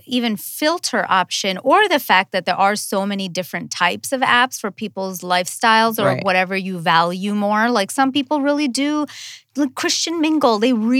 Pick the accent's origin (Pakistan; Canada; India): India; I'm Indian